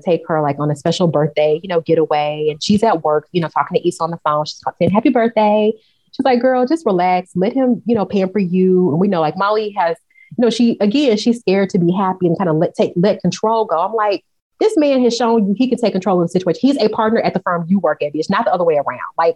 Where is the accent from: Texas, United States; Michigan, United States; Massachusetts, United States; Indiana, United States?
Texas, United States; Dallas; I'm from South Dallas, Oak Cliff